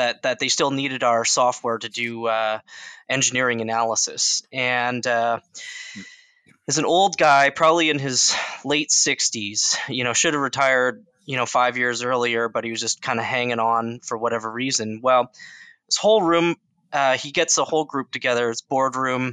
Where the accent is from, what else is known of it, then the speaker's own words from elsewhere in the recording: Lethbridge, Alberta, Canada; I was born in a small town in Alberta, just outside of Calgary, a couple hours south of Calgary, called Lethbridge